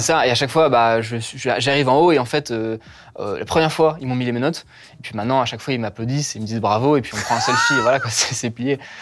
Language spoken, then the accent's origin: French; Paris, Île-de-France, France; Je suis né à Paris 13 euh, en 2000.